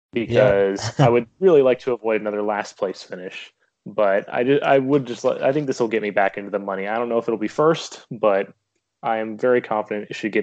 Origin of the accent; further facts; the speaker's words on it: North Carolina, United States; but I'm from North Carolina, so I am a Charlotte Hornets fan, and I am a big Carolina Hurricanes fan